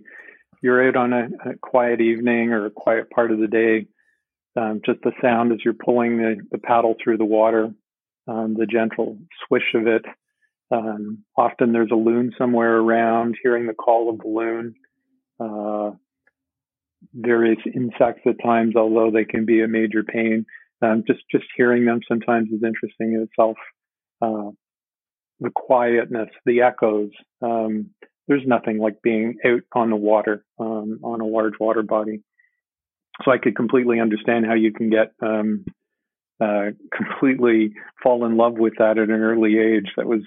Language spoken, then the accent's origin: English; Ontario, Canada; I don't know if you mentioned at the beginning, but I'm from Ontario, Canada.